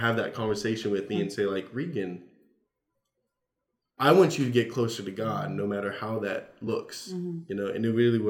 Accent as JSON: {"language": "English", "region": "Southern United States", "country": "United States", "said": "You know, trying to be very polite. I'm from the South, right?"}